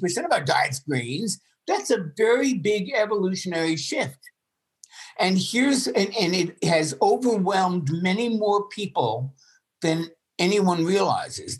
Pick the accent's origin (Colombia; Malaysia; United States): United States; New York; I grew up in New York